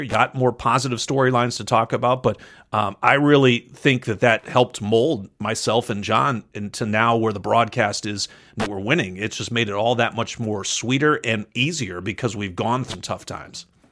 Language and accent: English; Western Massachusetts, United States; moved away as an adult; also born or lived in Southern California / Vermont; I grew up in Western Massachusetts